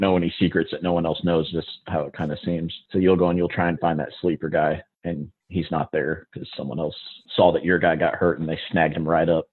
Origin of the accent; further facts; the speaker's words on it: South Bend, Indiana, United States; now in Augusta, United States; I'm originally from South Bend, Indiana